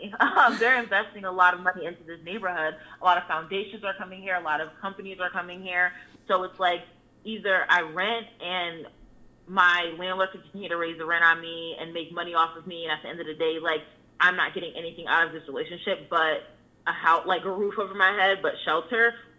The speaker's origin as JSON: {"language": "English", "region": "New Jersey", "country": "United States", "also_born_or_lived": "Pennsylvania", "said": "like I said, I'm from New Jersey and Pennsylvania, where it's both illegal for you to not rent to people based off their identity."}